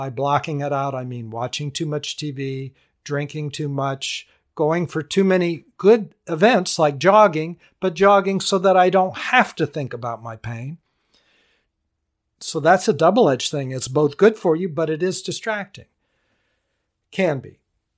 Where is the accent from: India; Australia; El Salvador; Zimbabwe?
India; now in United States; Pretty interesting, and I grew up there. Grew up in India. Wow. That's a blessing. Growing up in India, to me, is a blessing.